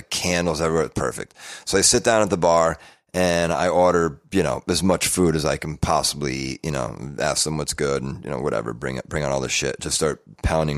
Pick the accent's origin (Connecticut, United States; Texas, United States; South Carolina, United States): Connecticut, United States; moved away; also born or lived in New York; I'm from Connecticut.